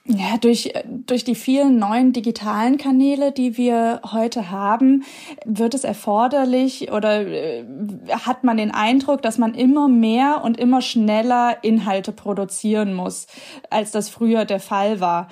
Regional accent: Giessen, Hesse, Germany; moved away as an adult; aus meiner Heimatstadt Gießen irgendwie wegziehe

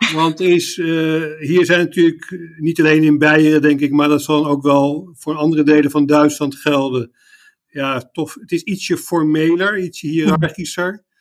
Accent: The Hague, South Holland, Netherlands; moved away as an adult; also born or lived in Leiden / Utrecht / Indonesia; now in Munich, Germany; Ik kom oorspronkelijk uit Den Haag

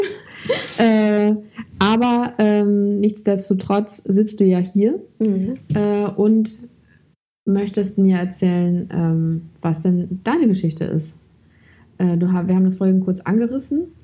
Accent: Hamburg, Germany; moved away as an adult; now in Berlin, Germany; bin äh, aus Hamburg ursprünglich, wohne jetzt seit zwei Jahren in Berlin

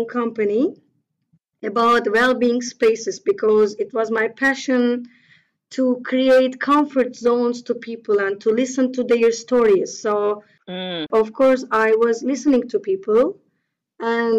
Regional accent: Turkey; English is a second language; I am originally from Turkey, but my family roots are also quite mixed

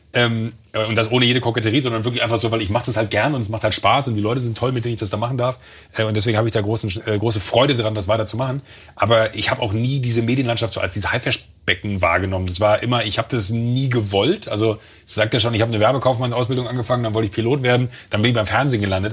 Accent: Mönchengladbach, North Rhine-Westphalia, Germany; now in Munich, Germany; ich bin auf dem Land groß geworden, da im, im Rheinland

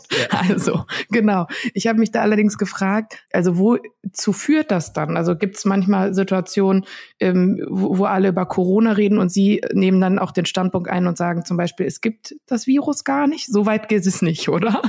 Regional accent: Ruhr area, North Rhine-Westphalia, Germany; Ich komme aus dem Ruhrgebiet

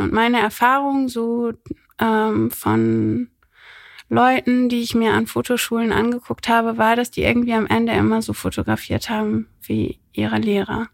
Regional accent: Rhineland, Germany; moved away as an adult; also born or lived in Berlin; ich bin im Rheinland aufgewachsen

